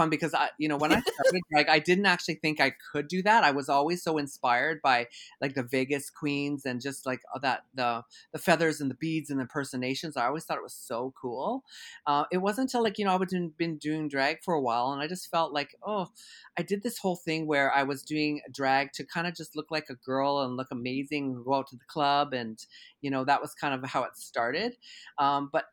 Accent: Conquest, Saskatchewan, Canada; moved away; also born or lived in Regina / Calgary, Alberta; I had been doing this for years at home on the farm in Saskatchewan

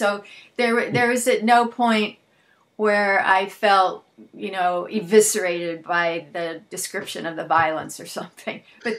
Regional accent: Los Angeles, California, United States; I grew up also in West LA, and I was lucky because I grew up in the canyons

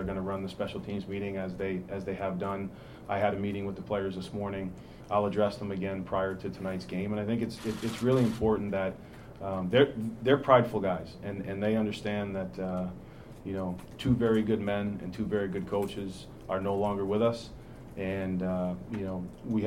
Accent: Rhode Island, United States; now in Nashville, United States; I'm from Rhode Island, and I was a huge Patriots fan

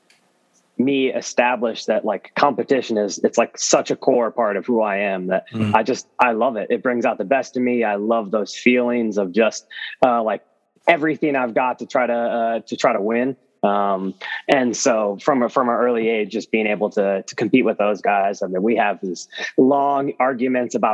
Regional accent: Chicago, Illinois, United States; also born or lived in New York City / Miami / Charlotte; now in Seattle, United States; growing up in Chicago

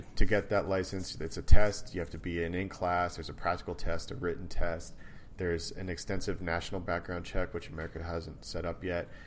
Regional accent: Canada; also born or lived in United States; being Canadian

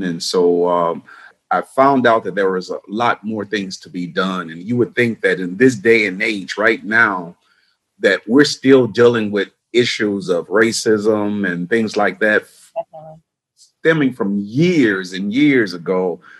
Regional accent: Chicago, Illinois, United States; I grew up on the south side of Chicago, had 9 siblings, single parent home

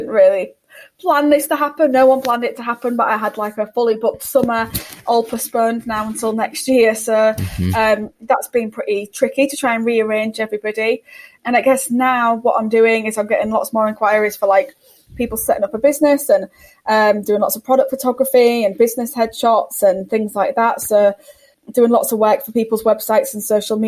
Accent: United Kingdom; we're all British

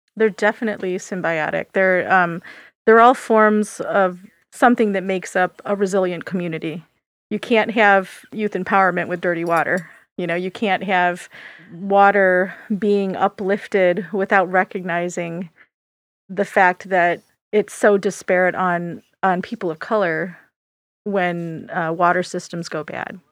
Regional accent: Michigan, United States; I grew up in Michigan

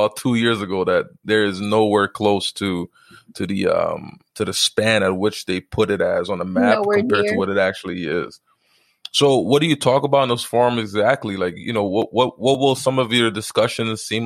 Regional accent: Haiti; I'm from Haiti

